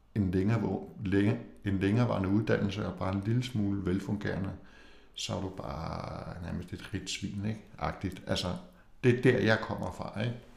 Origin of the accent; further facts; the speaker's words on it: Copenhagen, Capital Region of Denmark, Denmark; jeg kommer fra København